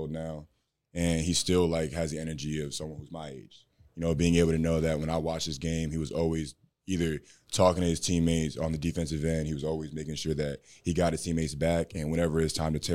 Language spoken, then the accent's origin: English; Philadelphia, Pennsylvania, United States; now in Dallas, United States; I'm from Philly